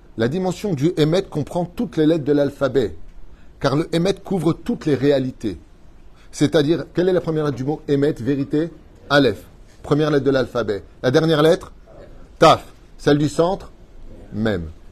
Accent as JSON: {"language": "French", "country": "Israel", "said": "chez nous, en Israël"}